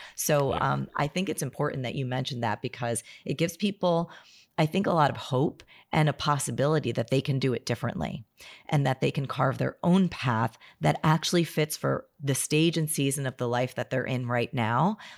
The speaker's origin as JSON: {"language": "English", "region": "New Jersey", "country": "United States", "said": "I'm from New Jersey"}